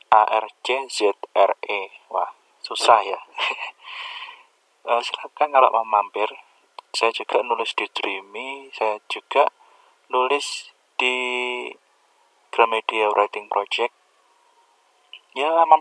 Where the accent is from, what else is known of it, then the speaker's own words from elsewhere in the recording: Kediri, East Java, Indonesia; saya lahir di Kediri ya saya anak Kediri terus kemudian saya juga sekolah di Kediri juga di SMP 3 Kediri terus SMA 7 Kediri setelah itu saya kuliah di Stikom Surabaya